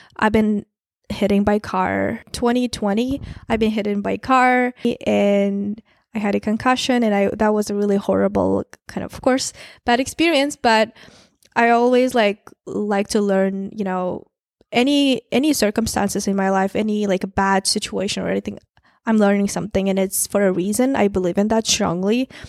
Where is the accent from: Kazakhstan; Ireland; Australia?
Kazakhstan; moved away as an adult; also born or lived in San Francisco, United States; now in United States; small town, Kazakh, I'm from Kazakhstan. Um, I moved to the U S two and a half years ago by myself. I'm from small town.